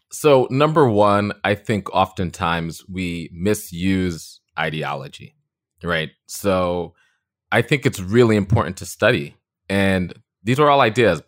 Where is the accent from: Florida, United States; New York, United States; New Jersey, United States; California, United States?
New York, United States; Long Beach; I grew up on the South Shore of Long Island to two immigrant parents from the Caribbean, Trinidad and Grenada